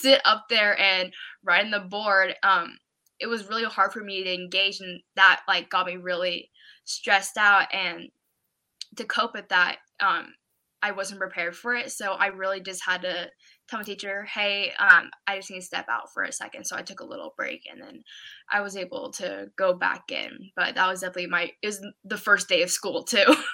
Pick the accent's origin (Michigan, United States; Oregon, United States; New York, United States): Oregon, United States; I'm from Oregon.